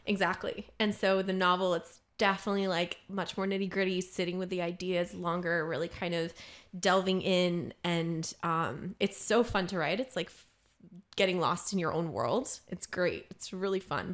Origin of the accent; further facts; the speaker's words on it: Maryland, United States; now in Los Angeles, United States; I'm from Maryland.